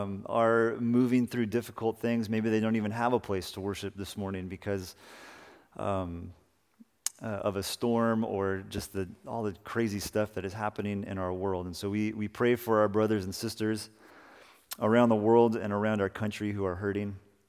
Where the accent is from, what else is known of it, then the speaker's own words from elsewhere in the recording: Salinas, California, United States; I want us to begin this morning in the backyard of the house that I grew up in Salinas.